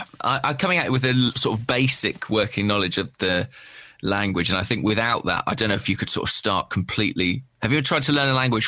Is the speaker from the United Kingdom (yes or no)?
yes; England, United Kingdom; as an Englishman